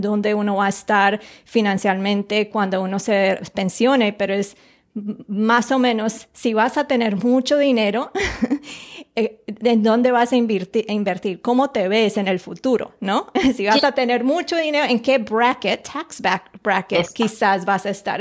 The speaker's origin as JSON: {"language": "Spanish", "country": "Colombia", "tie": "born or raised there", "moved": "yes", "said": "yo nací en Colombia"}